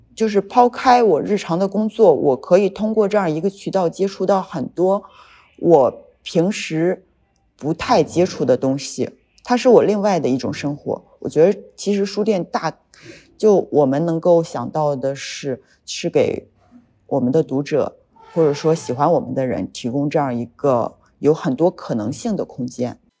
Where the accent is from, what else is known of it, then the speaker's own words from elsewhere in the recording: Yantai, Shandong, China; 我们是本地人，然后我们是要扎根在这个城市里边儿